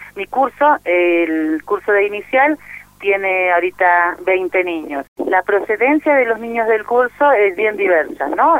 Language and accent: Spanish; Bolivia; soy de Bolivia